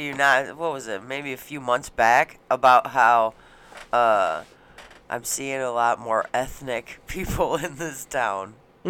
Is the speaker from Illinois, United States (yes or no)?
yes; Schaumburg, Illinois, United States; I grew up in Schaumburg, and it's like we had maybe like 5 black people at our school.